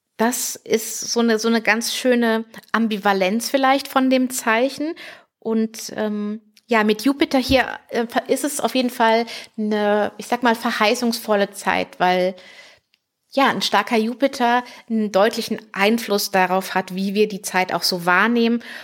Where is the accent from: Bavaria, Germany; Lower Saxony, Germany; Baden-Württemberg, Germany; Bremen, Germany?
Baden-Württemberg, Germany; Heidelberg region; hier so Heidelberger Region, wo ich herkomme